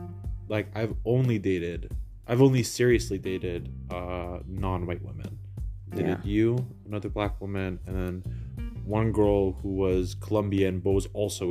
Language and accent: English; Canada; both my parents immigrated to Canada before I was born from Poland